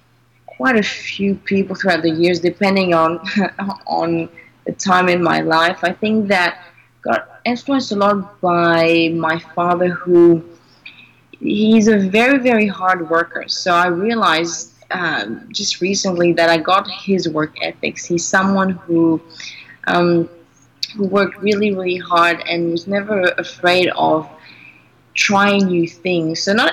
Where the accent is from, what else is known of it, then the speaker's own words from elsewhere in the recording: Greece; born there; I was born in Greece, but my parents are not Greek. My mother is French and my father's half British, half Cypriot.